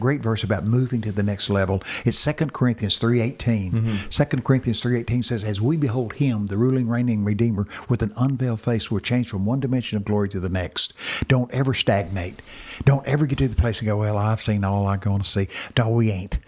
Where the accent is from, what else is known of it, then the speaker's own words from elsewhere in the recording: Texas, United States; I'm from Texas